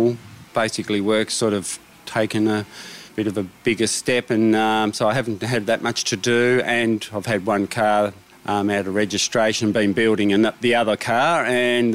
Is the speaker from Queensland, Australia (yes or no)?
no; Deloraine, Tasmania, Australia; from Deloraine, which is my hometown